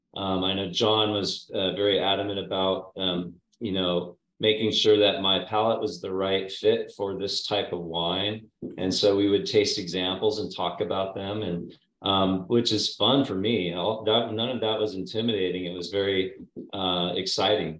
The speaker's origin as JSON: {"language": "English", "town": "Napa", "region": "California", "country": "United States", "tie": "born or raised there", "said": "I grew up in Napa, uh, Napa Valley, in the town of Napa"}